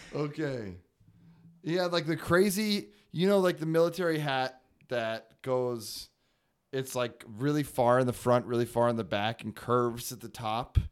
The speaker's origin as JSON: {"language": "English", "town": "Arcata", "region": "California", "country": "United States", "moved": "yes", "lives_now": "Texas, United States", "said": "I am from Arcata, California"}